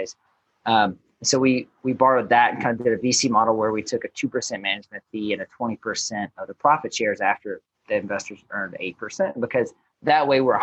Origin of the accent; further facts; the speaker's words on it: Baton Rouge, Louisiana, United States; moved away as an adult; originally born and raised in Baton Rouge, or right outside of Baton Rouge, Louisiana.